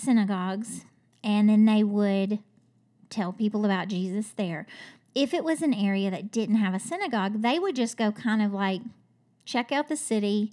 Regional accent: Kentucky, United States; I'm from Kentucky

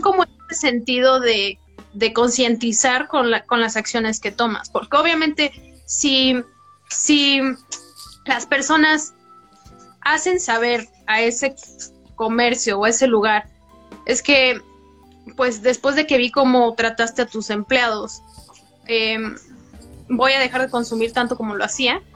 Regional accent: Mexico; como mexicanos

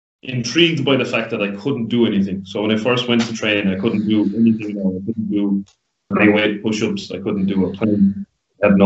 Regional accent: Listowel, Munster, Ireland; I'm from Listowel. Was raised in Listowel

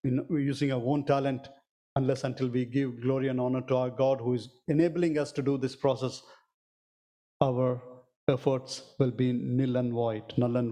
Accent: South India, India; I'm from South India

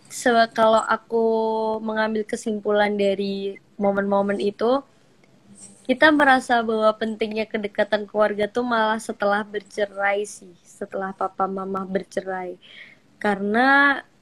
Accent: Surakarta, Central Java, Indonesia; mungkin kebetulan aku sama adik aku merantau kan dari Solo, aku merantau ke Bandung, adik aku merantau ke Jogja.

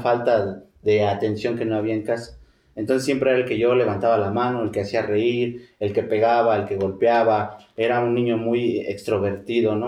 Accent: Mexico City, Mexico; also born or lived in Tlalnepantla; Yo me crié ahí en Iztapalapa

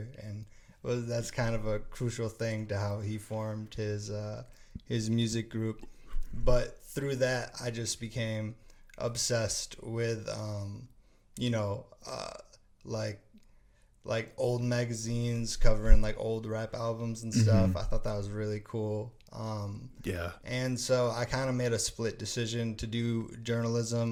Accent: Franklin, Wisconsin, United States; I was born and raised in Franklin, Wisconsin.

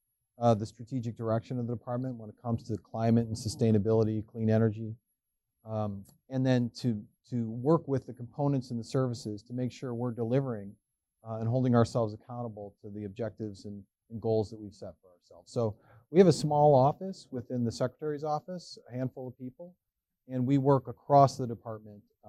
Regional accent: Cleveland, Ohio, United States; moved away as an adult; also born or lived in Northeast United States / Southern Africa; now in Washington, D.C., United States; I grew up in Cleveland, the Great North Coast, and the rock and roll capital of the world

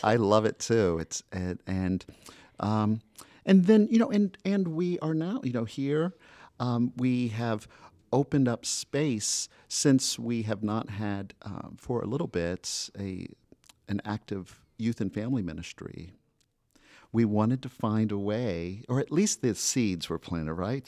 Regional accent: Florida, United States; moved away as an adult; also born or lived in Colorado; now in Rhode Island, United States; I'm from Florida by way of Colorado.

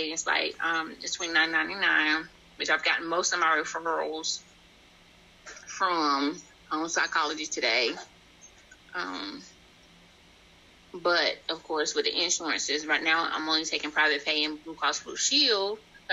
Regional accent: Robeson County, North Carolina, United States; I'm from Robeson County, Of course, I know more people in Robeson County

